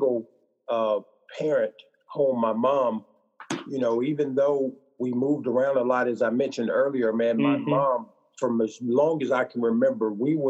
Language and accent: English; Midwest, United States; also born or lived in Illinois / Tennessee / Missouri; Well, man, I grew up, I just usually tell people I'm from the Midwest.